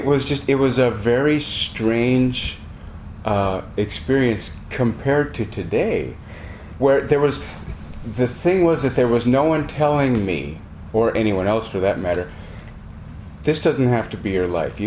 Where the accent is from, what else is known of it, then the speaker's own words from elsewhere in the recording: Montana, United States; I am from Montana.